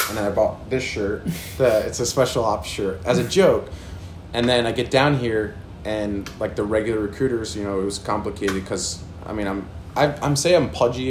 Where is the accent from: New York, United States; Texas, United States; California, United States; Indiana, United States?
New York, United States; moved away as an adult; also born or lived in New Jersey / Kansas / Florida / Virginia; So I was born in New Jersey, moved to New York, and then after high school, straight out of high school, I moved to Kansas. And then from Kansas, went to Florida, Virginia.